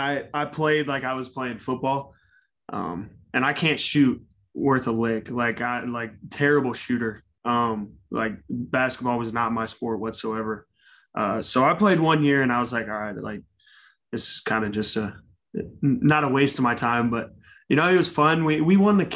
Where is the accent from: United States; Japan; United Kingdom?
United States; Cumming, Georgia; I grew up in Cumming, Georgia. It's about 45 miles north of Atlanta